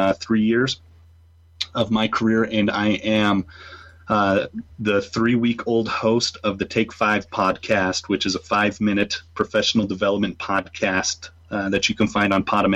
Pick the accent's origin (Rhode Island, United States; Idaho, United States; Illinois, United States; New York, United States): Idaho, United States; Idaho Falls; I'm 26. I'm from Idaho Falls, Idaho. That is somewhere near California, right above Utah, south of Canada.